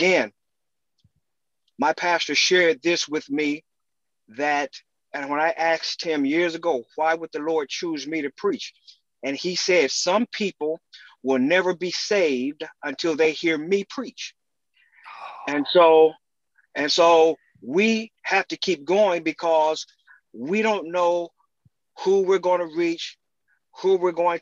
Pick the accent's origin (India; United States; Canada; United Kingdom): United States; Dayton, Ohio; I was born and raised in Dayton, Ohio